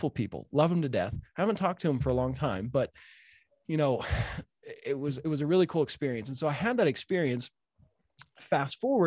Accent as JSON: {"language": "English", "region": "Utah", "country": "United States", "said": "I'm a redneck from Utah."}